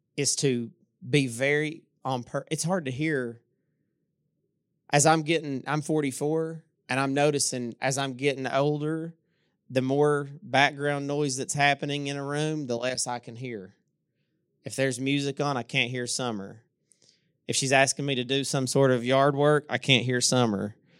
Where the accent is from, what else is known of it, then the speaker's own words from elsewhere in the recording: Inez, Kentucky, United States; also born or lived in Louisa; I'm from Louisa. I'm from, actually, I'm from Inez, even smaller than Louisa.